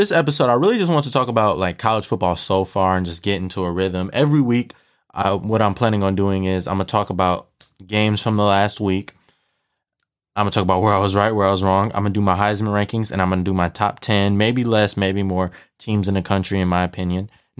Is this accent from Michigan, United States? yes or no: yes; Detroit, Michigan, United States; I'm from Detroit, Michigan. I'm a huge Lions, Michigan, all that. I'm a Detroit fan, and then for college, I'm a Michigan fan.